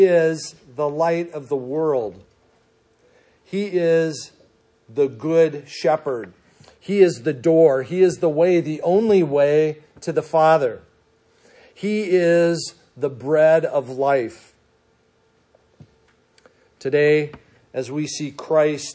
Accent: Minnesota, United States; moved away; growing up in Minnesota

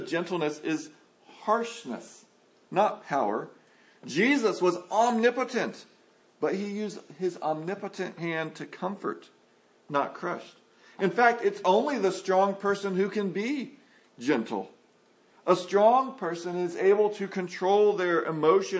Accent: San Antonio, Texas, United States; I grew up in San Antonio, Texas

